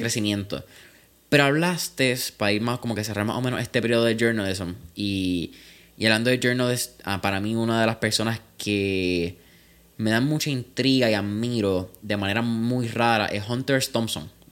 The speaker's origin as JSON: {"language": "Spanish", "country": "Puerto Rico"}